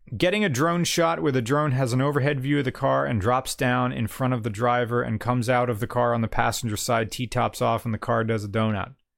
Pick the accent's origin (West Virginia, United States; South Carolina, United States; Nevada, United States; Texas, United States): West Virginia, United States; I'm from West Virginia